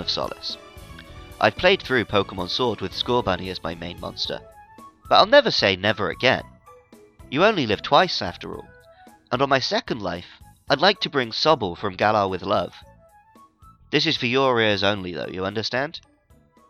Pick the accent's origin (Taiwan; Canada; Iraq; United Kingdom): United Kingdom; now in Japan; I'm British